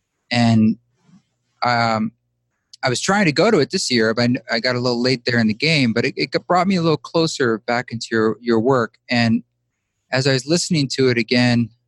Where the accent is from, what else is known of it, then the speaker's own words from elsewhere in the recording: Boulder, Utah, United States; moved away; my hometown of Boulder, Utah. Not Boulder, Colorado, but Boulder, Utah, a town of 200 people